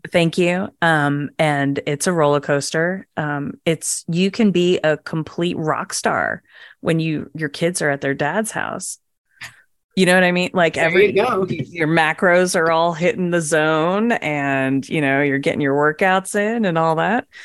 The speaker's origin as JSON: {"language": "English", "region": "Virginia", "country": "United States", "tie": "born or raised there", "also_born_or_lived": "New Jersey", "said": "we all met in middle school when I moved down to Virginia from Jersey"}